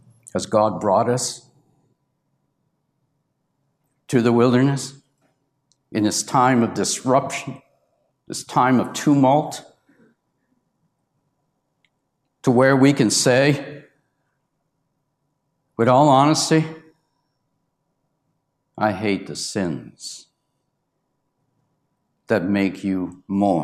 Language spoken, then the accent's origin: English; Canada; I was the only Canadian there, and they found out I was from Canada